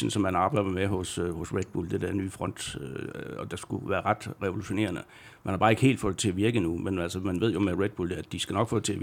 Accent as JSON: {"language": "Danish", "country": "Denmark", "said": "Øh, og som dansker, så synes jeg selvfølgelig, det var fantastisk."}